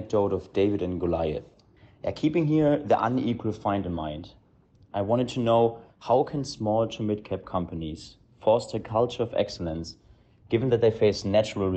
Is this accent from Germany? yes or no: yes; Germany; moved away as an adult; now in London, United Kingdom; I'm originally from Germany, just finished university. Now I'm living in London